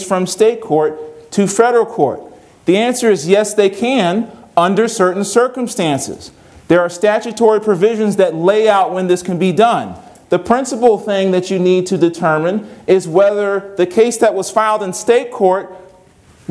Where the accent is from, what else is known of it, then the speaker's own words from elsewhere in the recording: Virginia, United States; I'm from Virginia